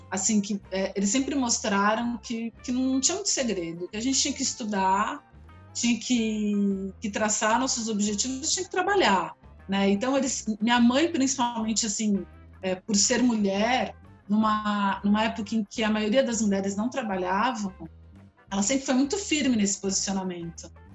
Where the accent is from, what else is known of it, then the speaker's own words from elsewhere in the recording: São Paulo, Brazil; eu sou de São Paulo, nasci, sou da Zona Oeste de São Paulo, é uma família grande, morava todo mundo no mesmo bairro